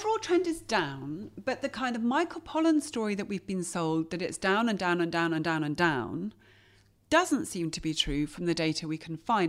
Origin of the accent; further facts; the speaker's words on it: England, United Kingdom; I grew up in England, didn't grow up watching her on T V.